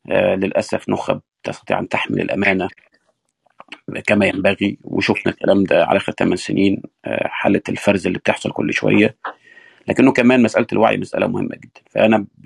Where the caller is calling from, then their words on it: United States; الظهر عندنا في امريكا